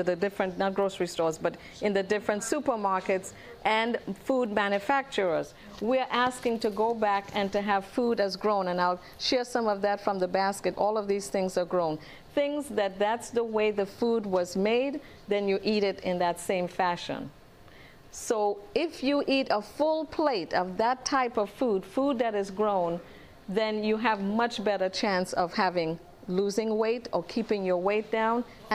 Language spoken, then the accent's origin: English; Trinidad & Tobago; moved away; originally I'm from Trinidad